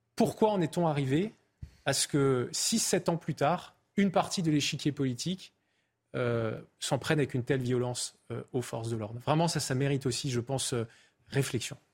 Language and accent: French; Alsace, Grand Est, France; chez moi en Alsace